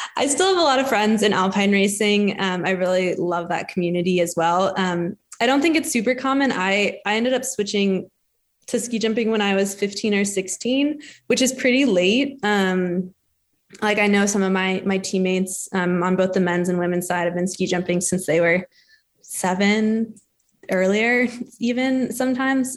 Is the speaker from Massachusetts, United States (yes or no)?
no; Denver, Colorado, United States; also born or lived in Steamboat Springs, Colorado; I grew up in Denver, Colorado.